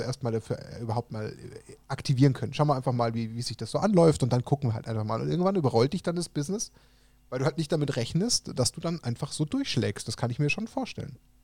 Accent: Germany; als Deutsche

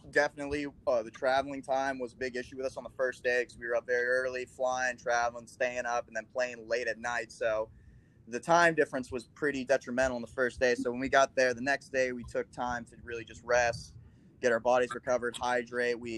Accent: Midwest, United States; we were definitely counted as the underdog because we're from the Midwest.

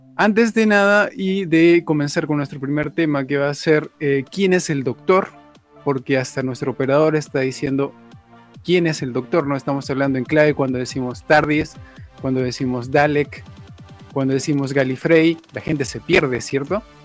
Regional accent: Peru; Yo también soy de Perú

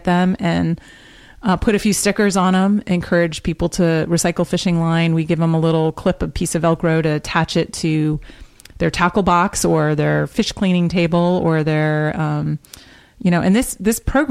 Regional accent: West Hartford, Connecticut, United States; I grew up in Hartford, Connecticut, West Hartford, Connecticut.

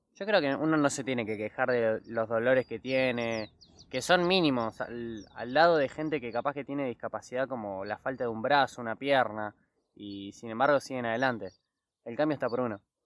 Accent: Bahía Blanca, Buenos Aires Province, Argentina; los bayenses somos muy privilegiados con la zona de, del turismo

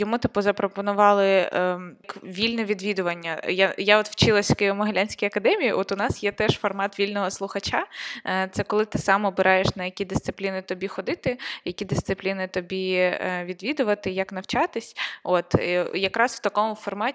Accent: Konotop, Sumy Oblast, Ukraine; я от з Сумської області, я з Конотопа

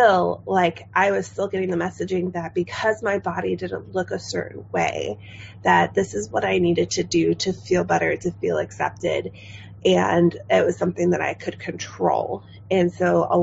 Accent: Chicago, Illinois, United States; moved away as an adult; now in Hanover, United States; I'm originally from the Midwest and, you know, love being from Chicago

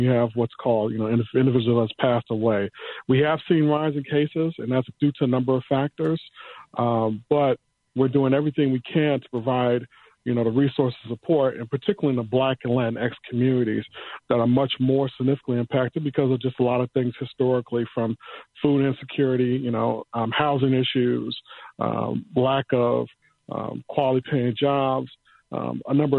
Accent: Chicago, Illinois, United States; I grew up in the Brownsville area. So my mother, who's been a retired now school teacher for 35 years, Chicago Public Schools

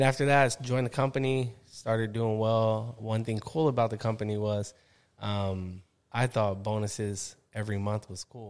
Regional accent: San Diego, California, United States; I went to school, San Diego.

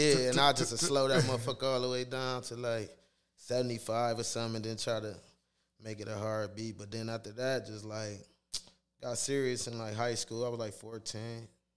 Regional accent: Toledo, Ohio, United States; I grew up on Marbury Street. It was on the north side.

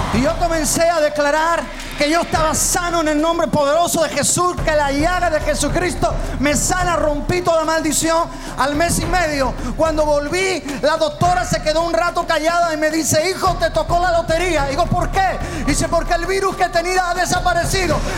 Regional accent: Málaga, Andalusia, Spain; Yo soy de España, eh, soy pastor allí del sur de España, de Málaga.

